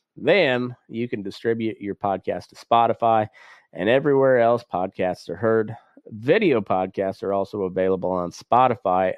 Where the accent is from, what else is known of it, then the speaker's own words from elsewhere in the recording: United States; I was born here in the United States of America